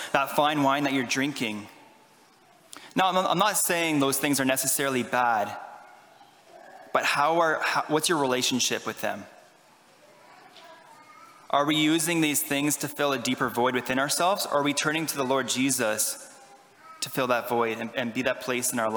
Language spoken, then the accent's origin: English; Ottawa, Ontario, Canada; moved away; I am Canadian. I'm from Ottawa, Ontario